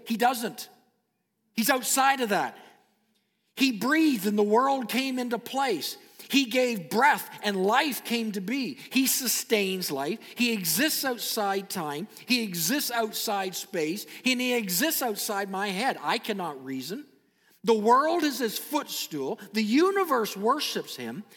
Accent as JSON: {"language": "English", "country": "Canada", "said": "I am a Canadian citizen"}